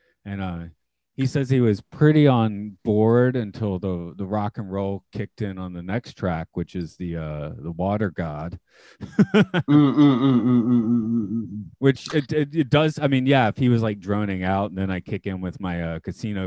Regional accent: United States; I'm American

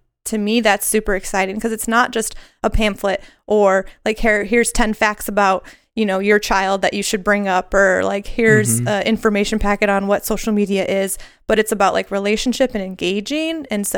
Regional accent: Lombard, Illinois, United States; So I grew up in the Chicago area, a suburb called Lombard. I went to Lombard East High School, the Rams.

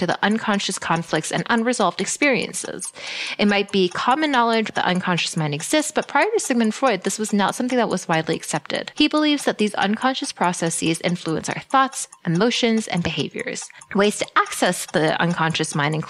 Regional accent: Canada; My parents immigrated to Canada

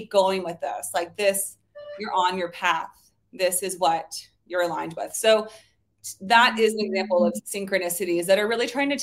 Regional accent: Bay Area, California, United States; also born or lived in New Orleans; I'm from the Bay Area, California

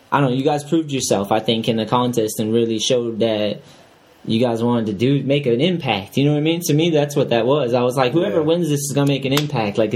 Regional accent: New Hampshire, United States; I grew up in New Hampshire.

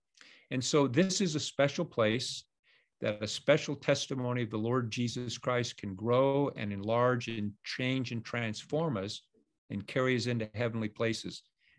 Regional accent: California, United States; In the little congregation that I grew up in California, Thanksgiving was always on Thursday.

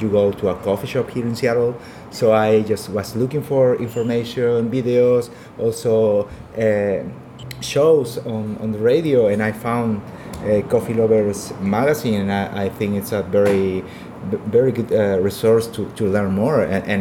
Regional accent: Peru; I'm from Peru.

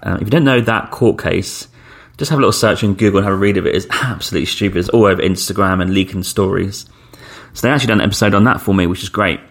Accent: United Kingdom; we're British passports if you're from Britain

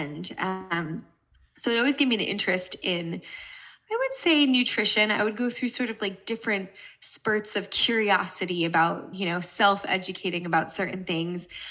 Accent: United States; moved away as an adult; also born or lived in Brooklyn, New York / New Jersey; now in Los Angeles, United States; I live in Los Angeles, California, but I grew up in New Jersey and New York City. So I'm originally an East Coaster

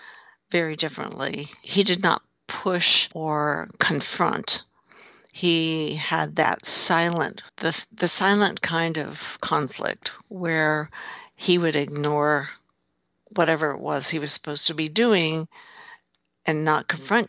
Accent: Lawrence, Kansas, United States; my hometown in Lawrence, Kansas

